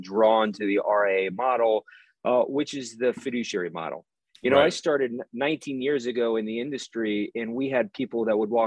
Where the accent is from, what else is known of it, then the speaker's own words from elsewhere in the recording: East Coast, United States; I grew up on the East Coast